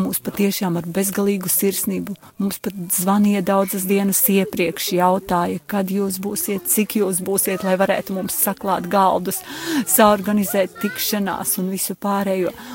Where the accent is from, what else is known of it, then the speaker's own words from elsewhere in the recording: Gulbene, Gulbene Municipality, Latvia; Es esmu no Gulbenes draudzes